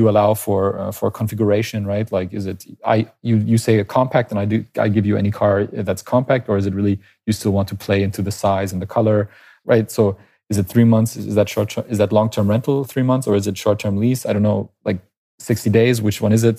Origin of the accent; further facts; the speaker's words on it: Canada; moved away as an adult; now in Berlin, Germany; I'm natively Canadian.